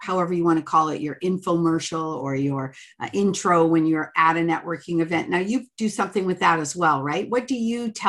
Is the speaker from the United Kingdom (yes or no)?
no; Canada; I'm Canadian